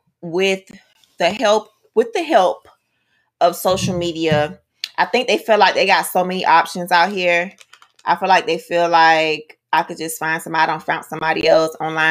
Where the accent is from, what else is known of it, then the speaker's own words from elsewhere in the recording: United States; I am American